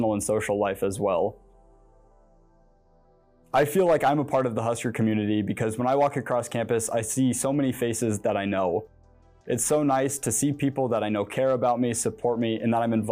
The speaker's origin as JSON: {"language": "English", "town": "Maryville", "region": "Missouri", "country": "United States", "moved": "as an adult", "lives_now": "Lincoln, United States", "said": "I'm a senior from Maryville, Missouri"}